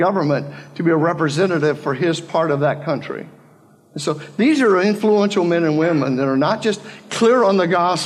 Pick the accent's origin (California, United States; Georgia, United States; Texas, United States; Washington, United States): California, United States; Palm Springs; moved away; My wife and I grew up out in the Coachella Valley, Palm Springs area